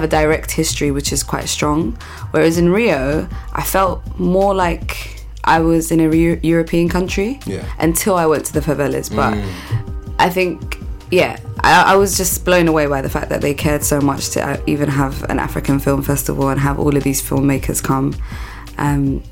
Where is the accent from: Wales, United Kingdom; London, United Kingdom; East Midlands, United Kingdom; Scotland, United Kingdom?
London, United Kingdom; I'm from London, specifically Camden Town.